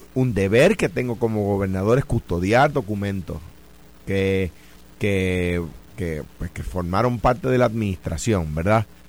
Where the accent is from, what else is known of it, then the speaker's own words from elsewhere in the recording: Puerto Rico; donde yo estoy ahora mismo en mi país